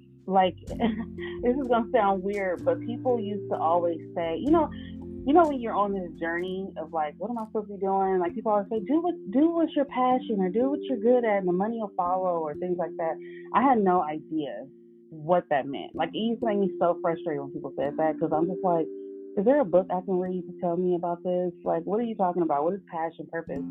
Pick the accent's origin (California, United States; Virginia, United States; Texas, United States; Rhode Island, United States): California, United States; Oakland; Born and raised in Oakland, California.